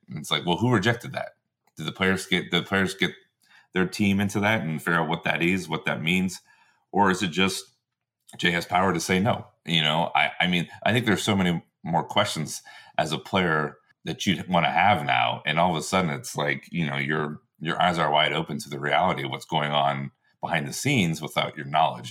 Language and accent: English; United States; being an American player